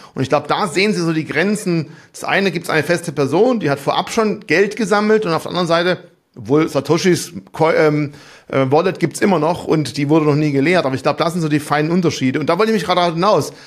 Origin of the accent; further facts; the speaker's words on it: Germany; uns als Deutsche